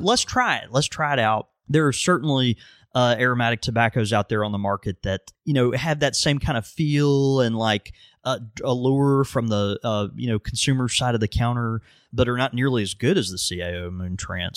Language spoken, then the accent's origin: English; Mississippi, United States; I am from Mississippi